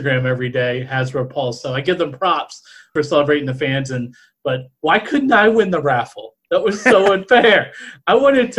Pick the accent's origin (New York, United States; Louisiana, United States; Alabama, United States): Louisiana, United States; New Orleans; moved away; I'm originally from New Orleans